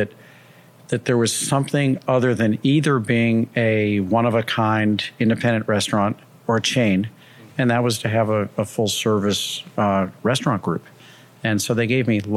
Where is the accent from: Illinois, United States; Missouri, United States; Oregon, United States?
Missouri, United States; St. Louis; now in New York City, United States; I'm originally from St. Louis and I will always feel like a Midwesterner